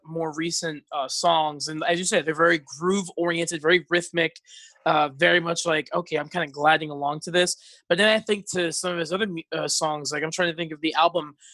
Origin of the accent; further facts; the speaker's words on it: North Bergen, New Jersey, United States; moved away as an adult; now in Central Pennsylvania, United States; originally from North Jersey, uh, was born and raised to Dominican immigrants